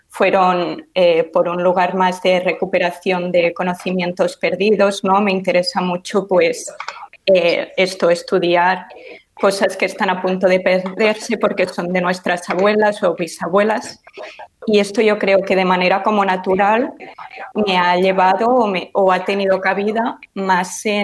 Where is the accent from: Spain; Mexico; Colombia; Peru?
Spain; Villanueva, Catalonia; Bueno, pues de hecho yo tampoco soy de Barcelona.